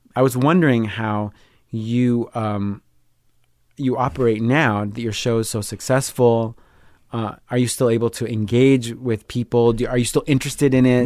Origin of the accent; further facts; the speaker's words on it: Long Island, New York, United States; moved away; also born or lived in Rio de Janeiro, Brazil / Chicago; I grew up on Long Island. A little bit in Brazil. I lived in Rio de Janeiro